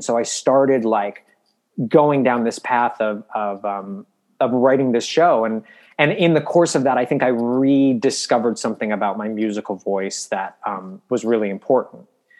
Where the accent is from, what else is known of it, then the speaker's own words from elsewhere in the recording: Midwest, United States; Cause I grew up in the Midwest and Catholic and I'm a gay boy.